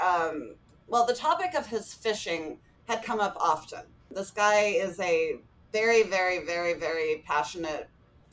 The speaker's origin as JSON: {"language": "English", "region": "California", "country": "United States", "also_born_or_lived": "Calgary", "moved": "yes", "said": "coming home to my home state of California"}